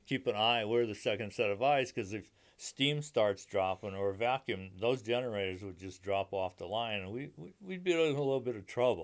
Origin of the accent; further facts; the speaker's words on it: Meriden, Connecticut, United States; moved away as an adult; now in Manchester, United States; I grew up in Meriden, Connecticut